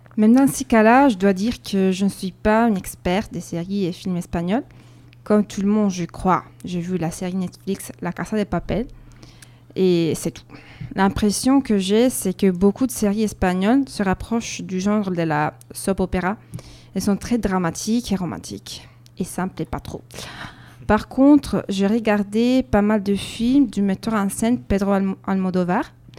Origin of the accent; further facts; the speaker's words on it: Verona, Veneto, Italy; French is a second language; moved away as an adult; now in Bordeaux, France; ma ville natale, Vérone